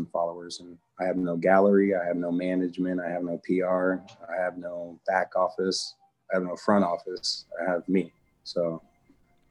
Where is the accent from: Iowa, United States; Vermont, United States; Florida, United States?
Iowa, United States; Des Moines; also born or lived in California; I grew up in Des Moines.